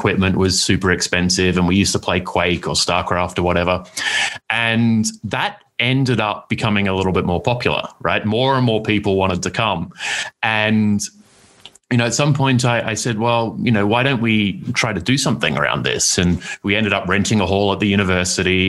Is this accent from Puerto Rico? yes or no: no; Perth, Western Australia, Australia; moved away as an adult; I'm from Australia originally, from Perth, which is a small city on the West Coast